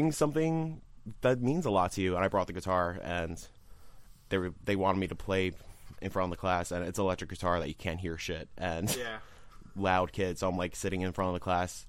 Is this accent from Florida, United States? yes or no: no; Yonkers, New York, United States; I am from good old Yonkers, New York.